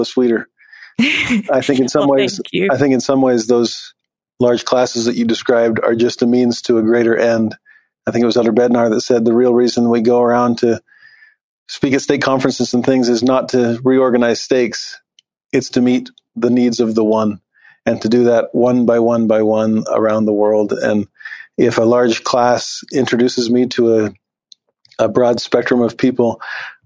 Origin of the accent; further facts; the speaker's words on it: Los Angeles, California, United States; moved away; I grew up in Los Angeles as a Latter-day Saint in a predominantly non-Latter-day Saint area